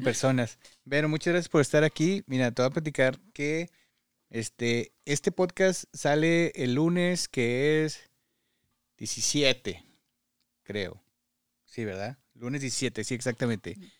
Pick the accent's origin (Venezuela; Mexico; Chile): Mexico; Parras de la Fuente, Coahuila; now in Michigan, United States; Parras, de donde yo soy